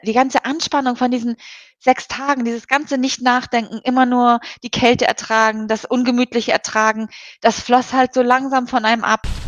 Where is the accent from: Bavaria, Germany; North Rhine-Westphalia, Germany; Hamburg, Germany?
Hamburg, Germany; ich komme halt aus Hamburg hier